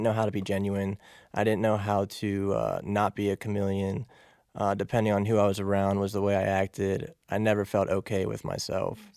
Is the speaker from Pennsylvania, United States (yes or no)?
yes; Pittsburgh, Pennsylvania, United States; From Pittsburgh.